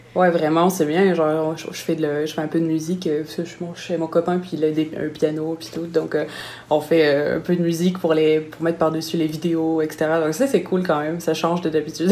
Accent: Nice, Provence-Alpes-Côte d'Azur, France; moved away as an adult; now in Montreal, Canada; Je viens de Nice

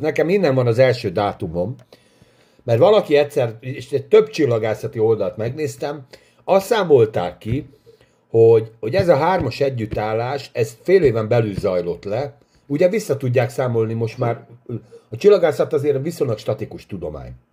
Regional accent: Hungary; mi magyarok vagyunk

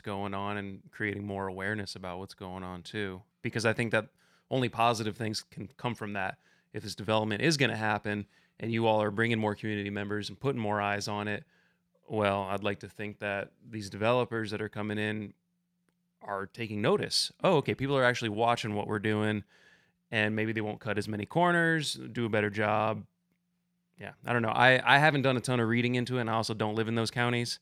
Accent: just outside of Ann Arbor, Southeast Michigan, United States; moved away as an adult; also born or lived in the American West; now in Kentucky, United States; I'm from Southeast Michigan originally, just outside of Ann Arbor, and that's where I got into climbing

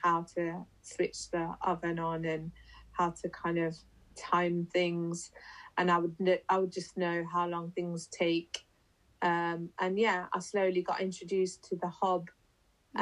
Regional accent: Leicester, East Midlands, United Kingdom; I'm from Leicester.

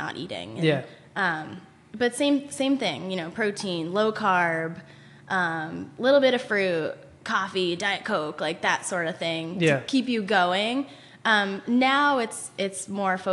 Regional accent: Braintree, Massachusetts, United States; grew up in Braintree with my brother, my parents. Had a pretty normal South Shore childhood

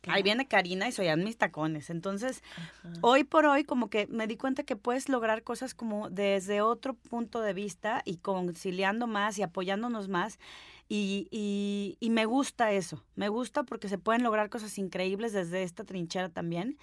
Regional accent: Guadalajara, Jalisco, Mexico; also born or lived in Mexico City; now in Guadalajara, Mexico; yo soy de aquí de Guadalajara. Eh, terminé yéndome a, México a buscar el sueño de independizarme

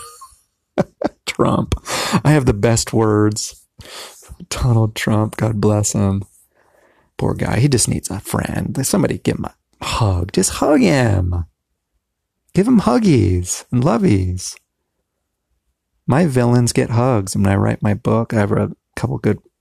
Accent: Southern California, United States; I'm from Southern California

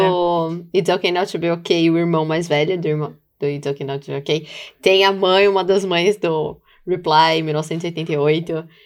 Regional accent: Brazil; Como uma boa brasileira

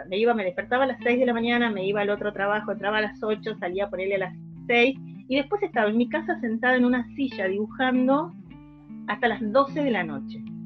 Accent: Salta, Argentina; yo soy de Salta, eso no, me acuerdo si lo había puesto en la bio, este, soy una soy salteña

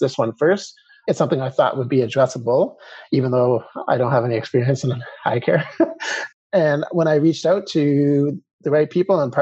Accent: Calgary, Alberta, Canada; being born and raised in Calgary

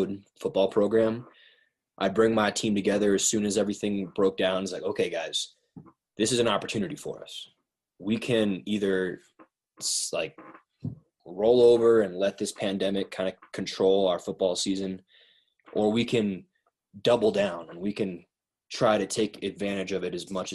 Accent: Wyoming, United States; moved away; my hometown is being ravaged right now. It's not good. Small town in Wyoming, rural

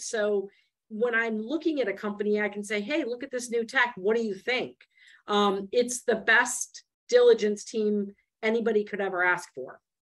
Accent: Michigan, United States; I grew up in Michigan

